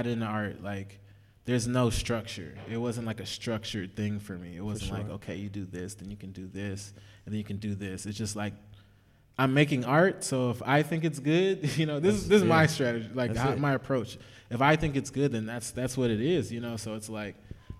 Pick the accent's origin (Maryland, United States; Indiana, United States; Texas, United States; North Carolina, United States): Texas, United States; moved away as an adult; now in Los Angeles, United States; I'm just like from Texas